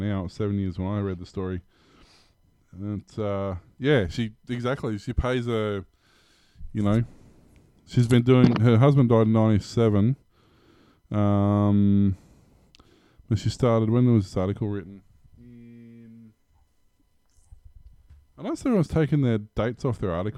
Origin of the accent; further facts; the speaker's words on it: Australia; I'm born Italian citizen even though I was born in Australia